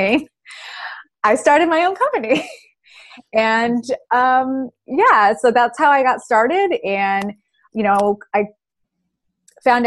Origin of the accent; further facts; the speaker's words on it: California, United States; moved away as an adult; now in Georgia, United States; I moved back home to my home state of California